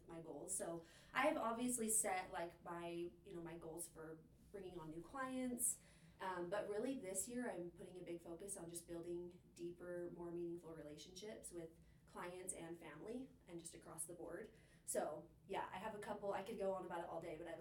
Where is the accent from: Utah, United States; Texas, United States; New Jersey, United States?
Utah, United States; Cache Valley; I am from Cache Valley, so this is home for me.